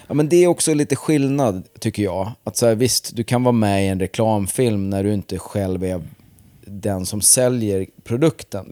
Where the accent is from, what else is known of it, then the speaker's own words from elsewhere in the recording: Vingåker, Södermanland, Sweden; moved away; Det var väl typ från mellanstadiet fram till jag flyttade från Vingåker